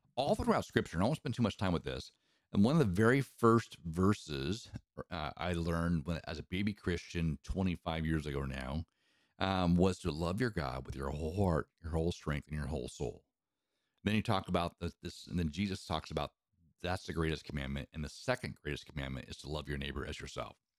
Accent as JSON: {"language": "English", "region": "Eastern Washington", "country": "United States", "tie": "born or raised there", "said": "I grew up in Eastern Washington"}